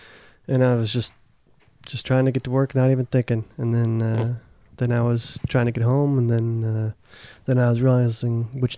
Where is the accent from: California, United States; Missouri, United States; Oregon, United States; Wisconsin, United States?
Wisconsin, United States; Racine; moved away as an adult; also born or lived in New York; now in Seattle, United States; I went home to Wisconsin. I'm from Wisconsin. I went home to Wisconsin after some things happened in New York in 2001.